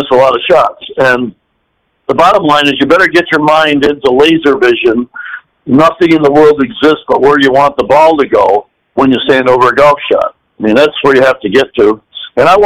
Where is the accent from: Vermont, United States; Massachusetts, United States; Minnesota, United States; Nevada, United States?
Vermont, United States; Rutland; moved away; my hometown, a small town in Vermont, Rutland, Vermont.